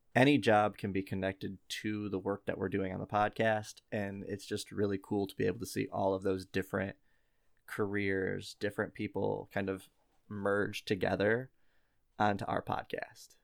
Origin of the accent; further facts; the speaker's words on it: Midwest, United States; accent: Midwestern; our dumb Midwestern accents